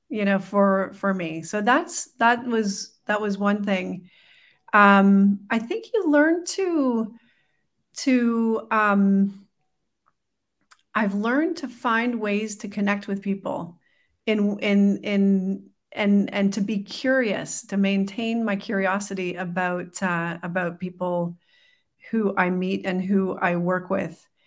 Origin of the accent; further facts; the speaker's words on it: Canada; Well, we're a bicultural family, so we've got um, my husband's Colombian, I'm Canadian.